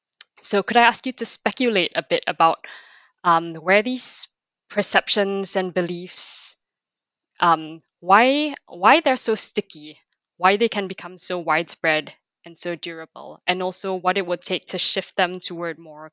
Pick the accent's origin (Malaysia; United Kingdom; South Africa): Malaysia; moved away; I come from Malaysia